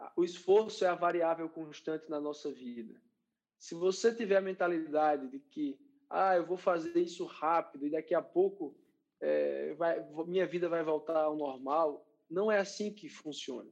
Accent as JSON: {"language": "Portuguese", "town": "João Pessoa", "region": "Paraíba", "country": "Brazil", "tie": "born or raised there", "said": "lá em João Pessoa, na minha terra natal"}